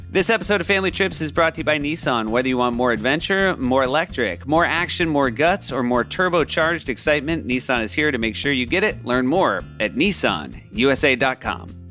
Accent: Marblehead, Massachusetts, United States; I was from Marblehead

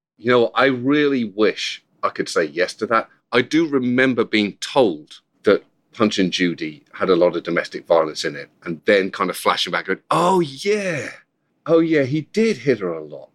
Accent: United Kingdom; accent: British; moved away; also born or lived in Bedford; I'm British

